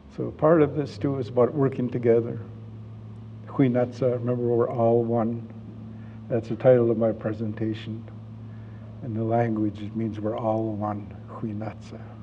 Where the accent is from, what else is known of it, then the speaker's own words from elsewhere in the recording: Vancouver, British Columbia, Canada; I'm from Vancouver